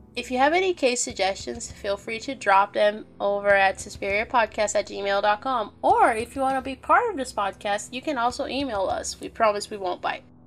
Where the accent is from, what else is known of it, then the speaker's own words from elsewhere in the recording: Brazil; accent: Brazilian; speak Portuguese with my beautiful Brazilian accent